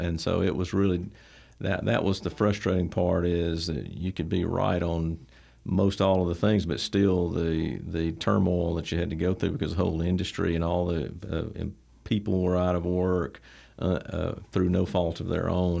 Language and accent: English; Troy, Alabama, United States; I was, uh, born here in Troy. Troy's home to me, been here since back since nineteen seventy